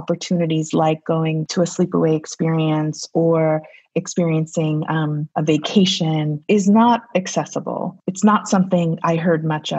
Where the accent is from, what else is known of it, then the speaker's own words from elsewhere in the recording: New York City, New York, United States; growing up in the Bronx with immigrant parents who did not speak English well